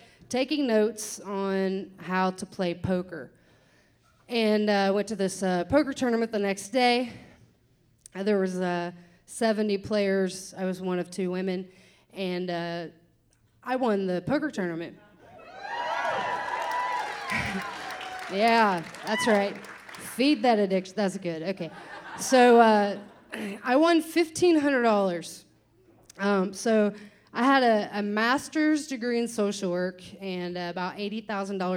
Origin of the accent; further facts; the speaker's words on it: Kentucky, United States; I'm from Kentucky